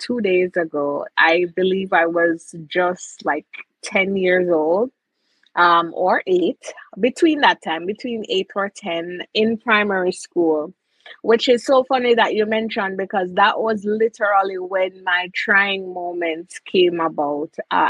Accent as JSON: {"language": "English", "country": "Jamaica", "said": "It is always a pleasure being a Jamaican"}